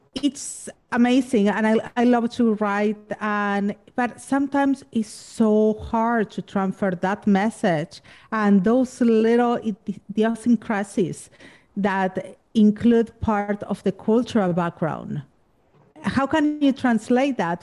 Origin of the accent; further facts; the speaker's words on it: Argentina; English is a second language; now in Los Angeles, United States; I'm from Argentina